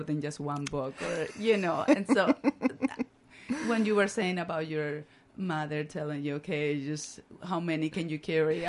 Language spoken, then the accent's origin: English; Barranquilla, Atlántico, Colombia; English is a second language; moved away as an adult; now in Northfield, United States; I'm originally from Barranquilla, Colombia, on the coast